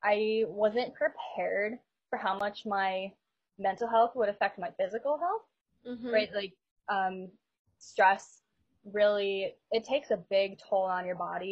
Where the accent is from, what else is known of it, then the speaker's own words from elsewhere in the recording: Buffalo, New York, United States; also born or lived in Rochester, New York; I'm from Buffalo, New York, born and raised